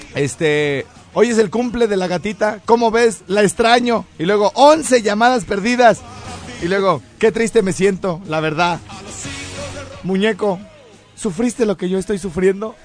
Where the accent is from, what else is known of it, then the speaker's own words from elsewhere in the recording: Mexico; uno que es de México